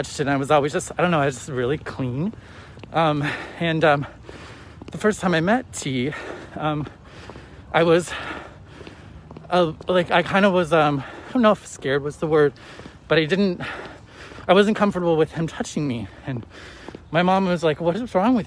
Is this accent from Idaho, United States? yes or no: yes; Idaho, United States; So I grew up, I was born in Idaho, a small town in Idaho